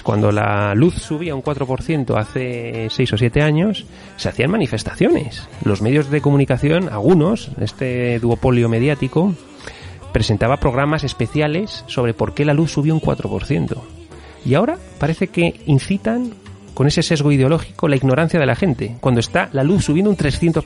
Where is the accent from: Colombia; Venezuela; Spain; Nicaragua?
Spain